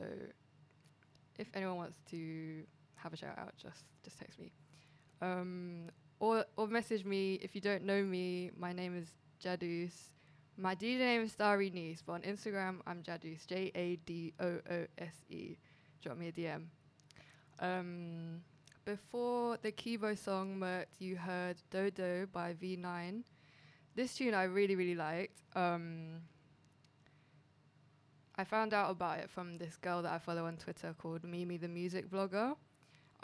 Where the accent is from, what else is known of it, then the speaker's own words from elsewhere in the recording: Edmonton, London, United Kingdom; I'm from Edmonton.